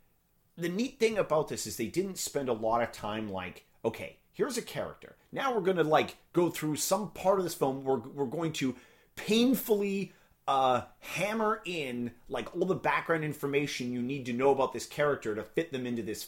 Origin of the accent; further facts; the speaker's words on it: Canada; we're Canadian.